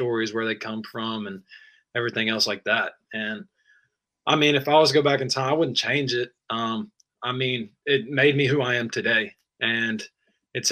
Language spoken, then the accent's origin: English; Arlington, Tennessee, United States; also born or lived in Bartlett, Tennessee; I went to Arlington K through 11. Like, I've been there my whole life